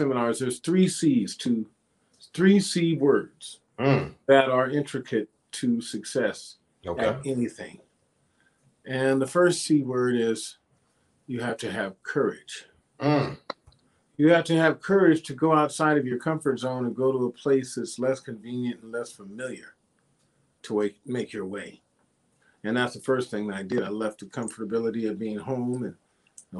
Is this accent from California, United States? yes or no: yes; Sacramento, California, United States; moved away; also born or lived in San Francisco, California; I'm originally from Sacramento, California.